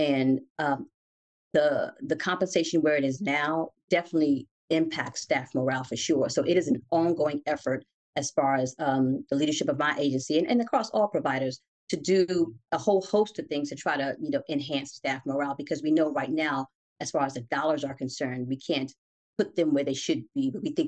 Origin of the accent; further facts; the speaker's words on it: Newark, New Jersey, United States; In Newark, West Ward.